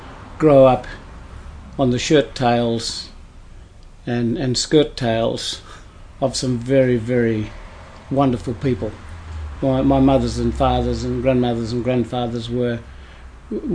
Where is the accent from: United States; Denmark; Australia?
Australia; Pinjarra, Western Australia; also born or lived in Meekatharra, Western Australia; I was brought up in Pinjarra, we weren't actually brought up in a town, we were brought up in the bush